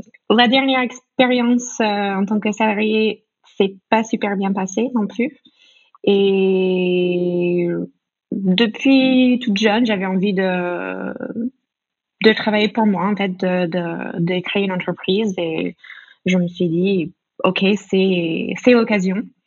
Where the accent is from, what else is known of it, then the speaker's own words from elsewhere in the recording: United States; French is a second language; moved away as an adult; also born or lived in France; now in Italy; une américaine qui a vécu euh, dix 10 ans en France et maintenant je suis en Italie